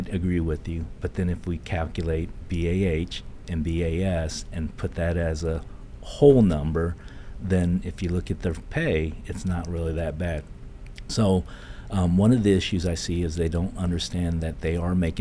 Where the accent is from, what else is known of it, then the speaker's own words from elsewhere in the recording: New Carlisle, Ohio, United States; moved away; also born or lived in Seoul, South Korea; I was born in Seoul, South Korea, and I came to the United States when I was 5 years old and lived in a little town called New Carlisle, Ohio, and I was raised there